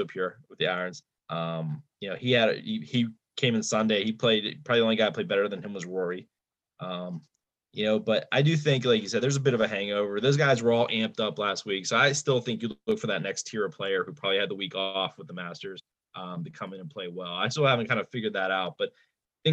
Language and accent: English; Pennsylvania, United States; we're all from Pennsylvania